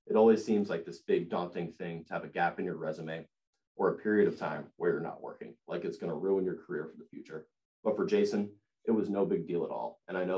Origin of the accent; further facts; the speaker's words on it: Rockland County, New York, United States; I'm a junior at Penn State from Rockland County, New York